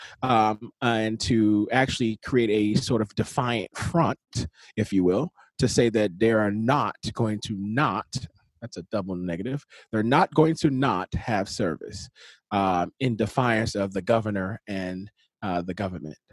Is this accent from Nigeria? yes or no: yes; Nigeria; I'm Nigerian